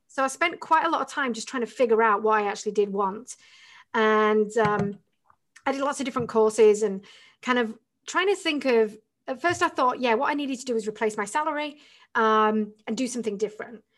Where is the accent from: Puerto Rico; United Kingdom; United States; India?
United Kingdom; the north of England; moved away as an adult; I'm from England originally